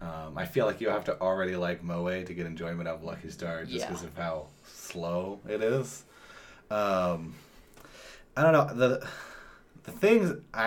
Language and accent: English; Idaho, United States; I'm from Idaho. I think you can guess who I went to high school with.